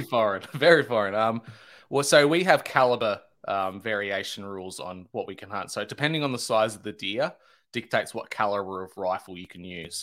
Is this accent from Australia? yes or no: yes; Australia